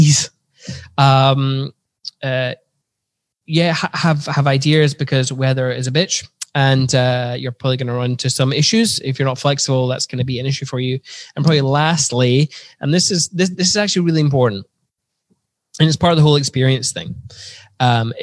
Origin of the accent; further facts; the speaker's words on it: Scotland, United Kingdom; I'm full on Scottish.